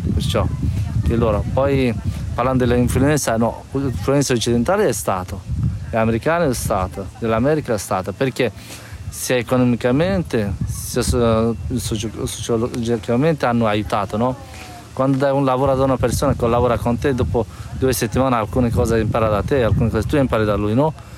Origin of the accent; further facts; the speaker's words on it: Badakhshan, Afghanistan; Italian is a second language; moved away as an adult; also born or lived in Kabul, Afghanistan / Modena, Italy / Turin, Italy; now in Italy; io vengo dal nord-est del, dell'Afghanistan e mi sono di Bar- la città si chiama Badakhshan, però io abitavo, abitavo a Kabul